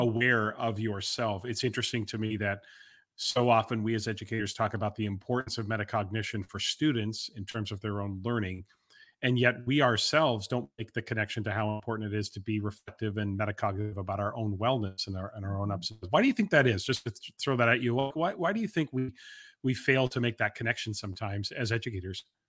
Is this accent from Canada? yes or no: yes; Vancouver, British Columbia, Canada; being someone who is from Canada, from Vancouver